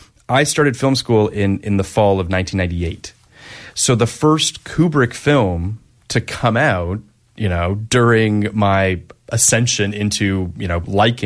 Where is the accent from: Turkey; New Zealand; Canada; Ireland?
Canada; I'm Canadian, by the way, to the listeners that are unaware.